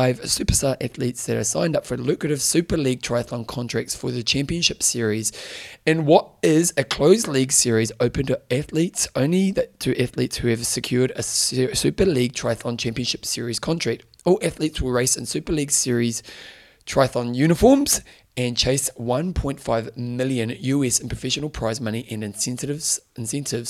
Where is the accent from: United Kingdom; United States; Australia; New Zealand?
New Zealand; being Kiwi